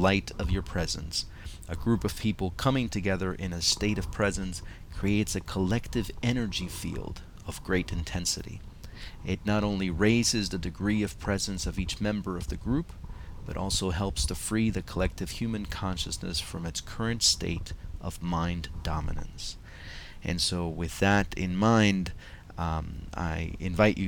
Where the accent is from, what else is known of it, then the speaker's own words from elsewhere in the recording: Montclair, New Jersey, United States; I've created a meetup group here in my hometown of Montclair, New Jersey